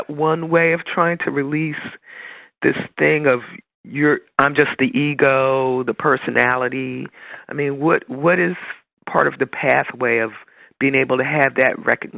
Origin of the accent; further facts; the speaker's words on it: New Jersey, United States; New Jersey.